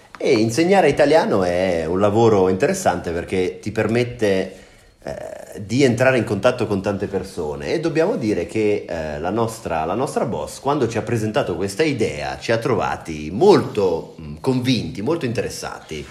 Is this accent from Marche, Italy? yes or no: yes; Senigallia, Marche, Italy; now in Prague, Czech Republic; Io sono di Senigallia, una città della regione Marche